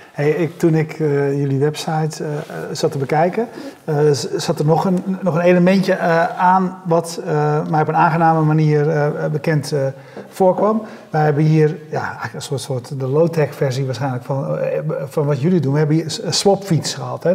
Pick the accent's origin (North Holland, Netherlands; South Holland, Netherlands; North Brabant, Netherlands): South Holland, Netherlands; Nieuwkoop; ik kom uit Nieuwkoop, uh, 7000 inwoners zeg maar, of 10.000 inwoners